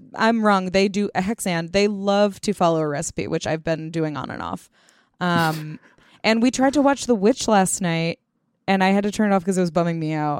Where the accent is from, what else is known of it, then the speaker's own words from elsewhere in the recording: India; now in United States; I grew up in India, in a historically significant city that has medieval architecture next to malls.